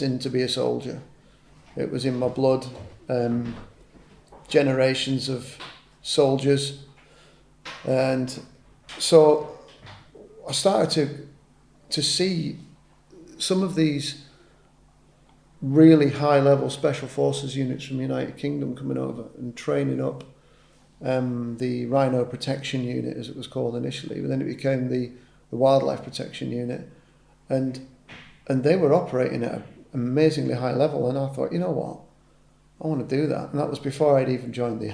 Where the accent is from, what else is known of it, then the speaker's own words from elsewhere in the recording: Botswana; I grew up in predominantly in Botswana